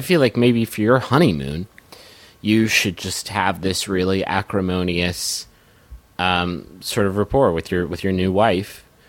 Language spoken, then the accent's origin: English; Colorado, United States; Every once in a while, I slip into an English accent, even though I was born and raised in Colorado.